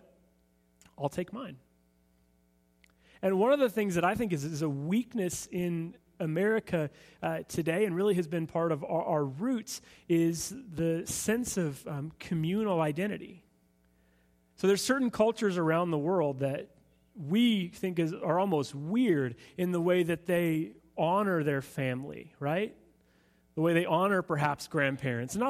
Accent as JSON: {"language": "English", "country": "United States", "said": "for us as Americans"}